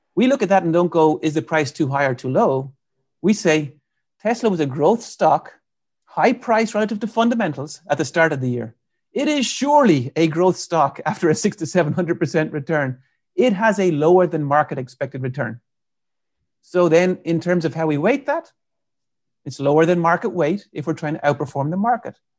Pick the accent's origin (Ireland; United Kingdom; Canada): Ireland; moved away as an adult; now in United States; I'm from Ireland, so I came to the U S in ninety-eight, uh, to do my P H D